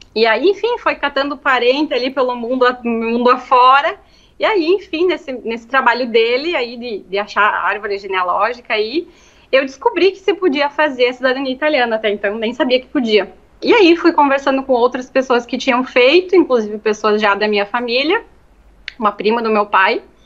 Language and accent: Portuguese; Marau, Rio Grande do Sul, Brazil; moved away as an adult; also born or lived in Passo Fundo, Brazil; now in Italy; Eu estudei quando eu era pequena no Cristo Rei, aí depois fechou, né? Aí depois eu terminei a escola no IESTA